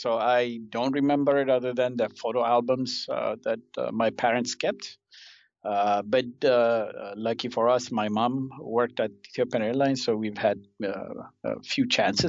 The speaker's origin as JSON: {"language": "English", "country": "Kenya", "tie": "born there", "said": "I was born in Kenya."}